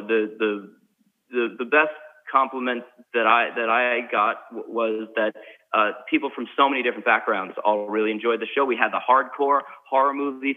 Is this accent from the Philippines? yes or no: no; New York, United States; I'm a New Yorker